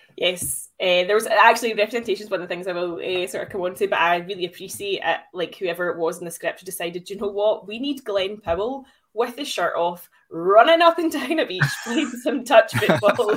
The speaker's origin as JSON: {"language": "English", "town": "Glasgow", "region": "Scotland", "country": "United Kingdom", "said": "I am from Glasgow after all."}